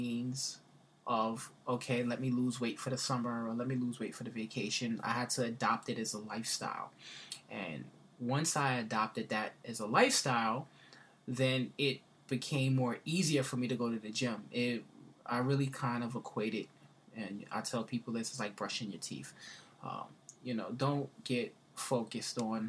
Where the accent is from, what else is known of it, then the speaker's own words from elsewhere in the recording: New York City, New York, United States; I grew up in the Bronx